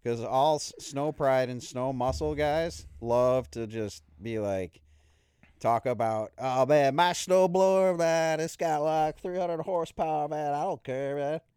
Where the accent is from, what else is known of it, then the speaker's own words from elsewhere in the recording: Buffalo, New York, United States; moved away; I haven't lived in Buffalo for, like, twenty-five years, but when I say I'm from Buffalo